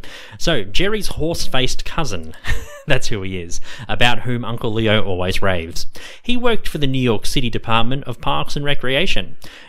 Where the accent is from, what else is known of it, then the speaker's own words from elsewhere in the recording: Ukraine; And probably people are probably wondering, what's the Seinfeld reference? I come from Ukraine.